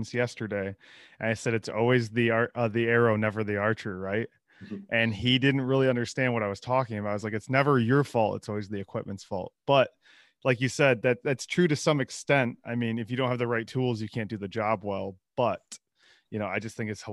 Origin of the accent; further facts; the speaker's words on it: Midwest, United States; growing up in the Midwest, we didn't have a lot of options